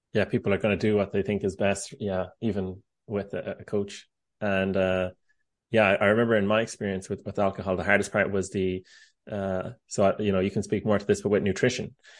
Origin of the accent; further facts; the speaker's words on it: Ireland; now in United States; I'm Irish